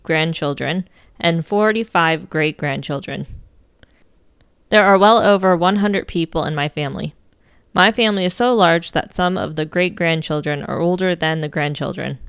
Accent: Ohio, United States; moved away; Most of my siblings and my parents still live in my home state of Ohio.

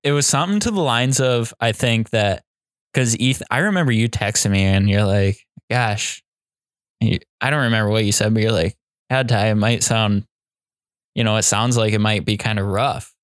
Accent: Iowa, United States; we're from Iowa

